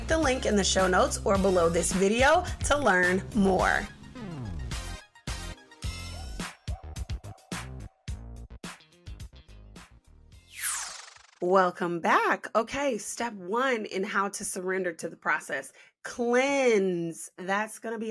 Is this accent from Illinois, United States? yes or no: yes; Chicago, Illinois, United States; I'm from Chi-Town